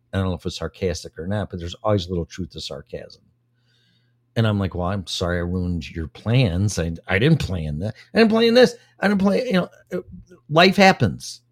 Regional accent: Illinois, United States; moved away as an adult; I moved here for the first time five years ago from my hometown and state of Illinois, home state of Illinois

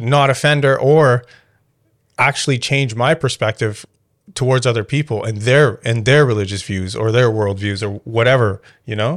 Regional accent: Canada; I grew up, when you're growing up in Canada

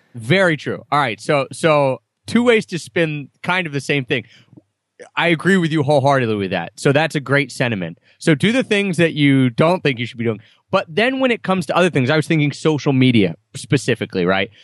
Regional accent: Philadelphia, Pennsylvania, United States; growing up in Philadelphia area

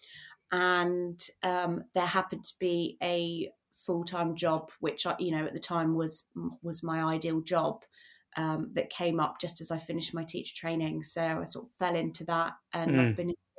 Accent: Bristol, South West England, United Kingdom; moved away as an adult; now in South Wales, United Kingdom; I'm actually from Bristol, and you know, family and friends are all in Bristol

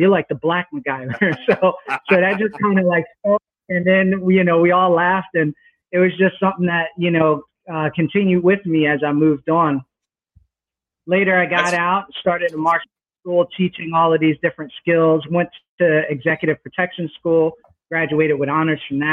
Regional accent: New Brunswick, New Jersey, United States; also born or lived in Newark, New Jersey; I was born in Newark, New Jersey, grew up in New Brunswick, where Rutgers University is

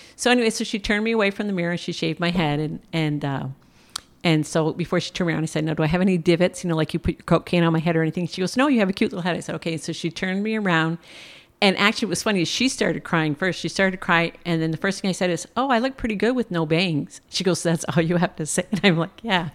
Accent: Plattsburgh, New York, United States; also born or lived in San Antonio, Texas; I'm originally from Plattsburgh, New York

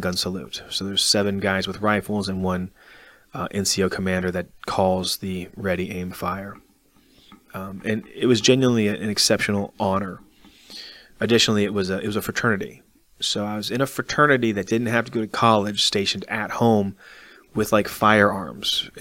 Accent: Arlington, Virginia, United States; that's my hometown. Being from Arlington, Virginia, now I'm stationed in the Army, active duty in my hometown

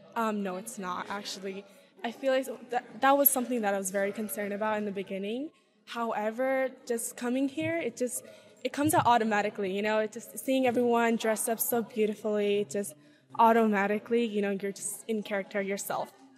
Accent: Bay Area, California, United States; I am from the Bay Area, though, but not from San Francisco

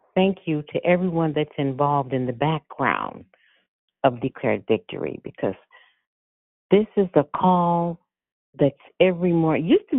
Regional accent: San Francisco, California, United States; I was raised in San Francisco

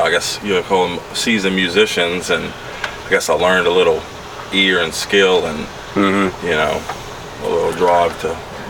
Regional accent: Metairie, Louisiana, United States; also born or lived in North Shore, Louisiana / Biloxi / Baton Rouge; I'm born and raised in Metairie. Then I moved over North Shore.

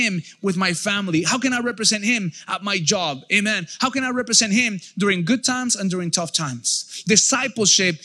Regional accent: United States; I know I'm Mexican, but I am American. I come from America

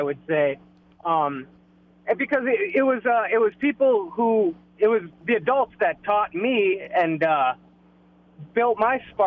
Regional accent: Minneapolis, Minnesota, United States; moved away as an adult; also born or lived in Fridley, Minnesota / New Brighton, Minnesota; now in New Richmond, United States; I was born and raised in the Minneapolis area, northern suburbs

